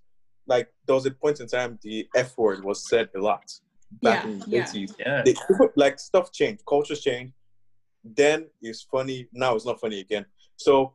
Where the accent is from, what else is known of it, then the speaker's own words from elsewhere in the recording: Nigeria; moved away; I grew up in Nigeria.